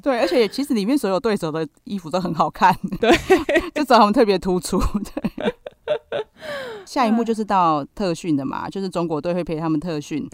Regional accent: Taichung, Taiwan; also born or lived in Nantou; 我幼稚园才从南投搬到台中嘛

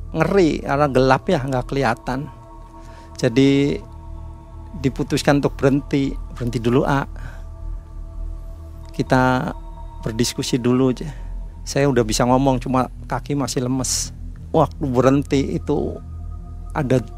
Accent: Yogyakarta, Special Region of Yogyakarta, Indonesia; jadi saya jelasin pak saya dari Jogja ini barang-barang ini barang-barang anak saya

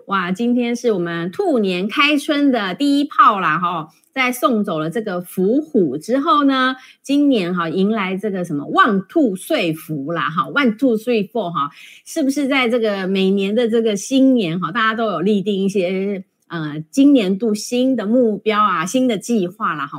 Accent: Taiwan; 我们台湾人

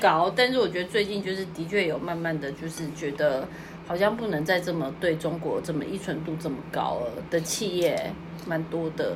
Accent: Kaohsiung, Taiwan; moved away as an adult; now in Tokyo, Japan; 因为他跟我小时候在我们家高雄附近吃到用干粉炸出来的排骨一模一样

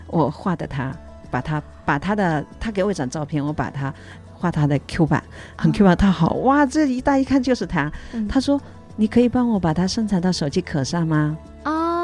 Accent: Hunan, China; moved away as an adult; now in Chiayi, Taiwan; 这是我故乡的民歌，我的故乡是湖南

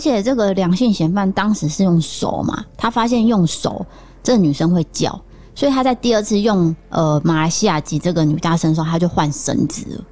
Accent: Taiwan; 我也是台湾人

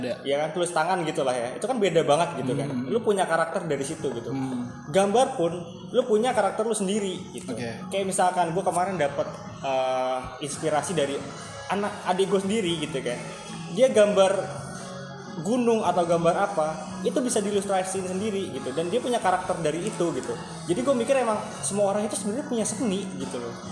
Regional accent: Bekasi, West Java, Indonesia; also born or lived in Banyuwangi, East Java; Lahir di Banyuwangi, cuma gede di Bekasi

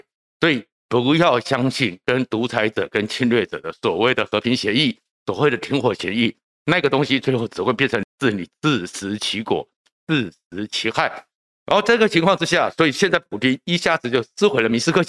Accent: Taiwan; 台湾应该很庆幸，我们台湾人一直不相信一纸公文、一纸白纸黑字，它就会是一个确定保障

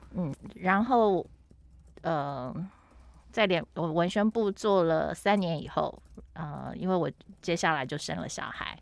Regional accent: Taiwan; moved away; also born or lived in Toronto, Canada / Beijing, China / Shanghai, China; 也给我先生在台湾有一个offer，所以我们就嗯回来了，嗯，对。那等于就是这样子绕了一圈，又回到我们，呃，成长的地方

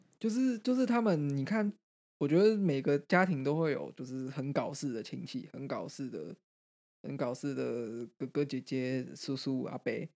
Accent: Greater Taipei, Taiwan; 一个很一般的双北式的家庭

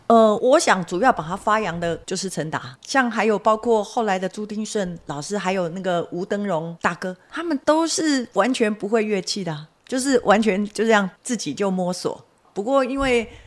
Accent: Hengchun, Pingtung County, Taiwan; 我后来就回到我的家乡，就是在垦丁国家公园，担任解说的工作

